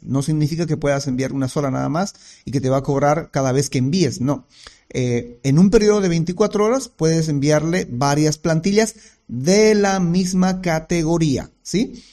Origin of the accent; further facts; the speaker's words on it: Bolivia; en mi país, que es Bolivia